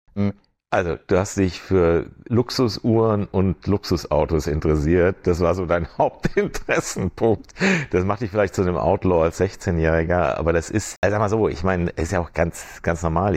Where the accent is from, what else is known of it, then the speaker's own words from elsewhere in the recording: Germany; moved away as an adult; also born or lived in Switzerland / Frankfurt; now in Venice, United States; ich bin Deutscher, ich will auch den deutschen Pass